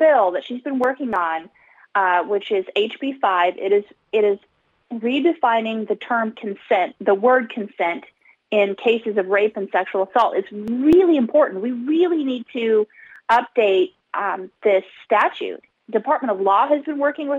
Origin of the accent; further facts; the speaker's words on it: Homer, Alaska, United States; I'm from Homer